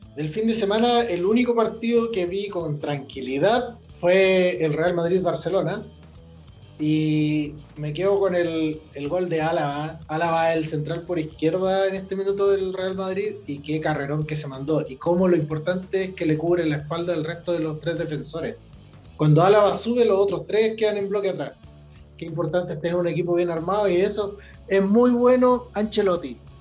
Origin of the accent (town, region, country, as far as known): Chile